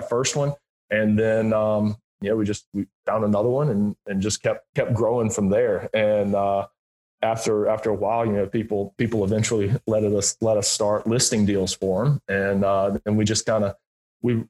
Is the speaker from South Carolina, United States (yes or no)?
yes; Greenville, South Carolina, United States; moved away as an adult; I grew up in Greenville, South Carolina